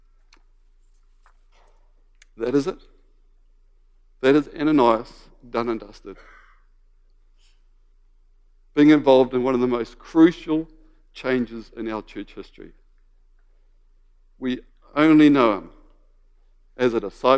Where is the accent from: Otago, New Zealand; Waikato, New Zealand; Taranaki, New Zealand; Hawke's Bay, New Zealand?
Waikato, New Zealand; moved away; I grew up in the Waikato, and I just loved the Waikato rugby team.